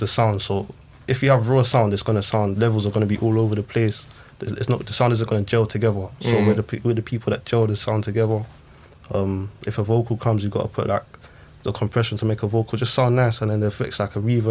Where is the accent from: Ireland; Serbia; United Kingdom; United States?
United Kingdom; England; I'm half English, half Zimbabwean